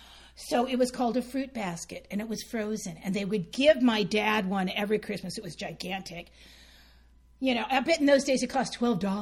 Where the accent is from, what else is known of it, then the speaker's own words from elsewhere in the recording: Santa Fe, United States; I grew up in Santa Fe, a little tiny town